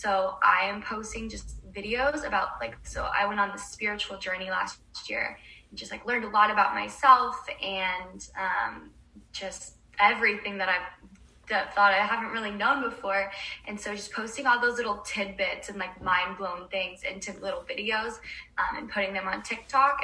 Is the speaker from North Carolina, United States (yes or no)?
no; Oregon, United States; now in Los Angeles, United States; I'm from Oregon and I'm